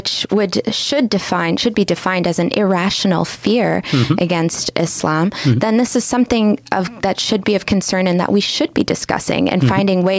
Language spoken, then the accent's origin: English; Canada; I see myself as a Canadian, and so I have a diverse group of friends